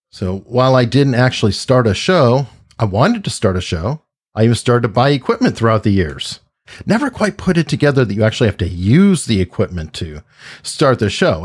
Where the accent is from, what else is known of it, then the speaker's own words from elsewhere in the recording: Tucson, Arizona, United States; now in Hampton, United States; was born and raised in Tucson, Arizona